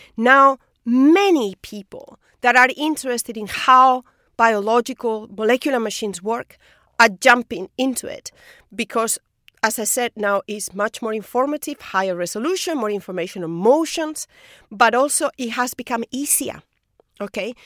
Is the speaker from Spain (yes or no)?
yes; Spain; moved away as an adult; I'm from Spain. In Spain, people don't move.